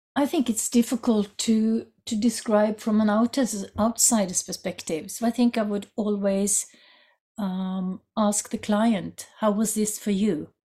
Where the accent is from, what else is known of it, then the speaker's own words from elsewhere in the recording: Norway; I come from Norway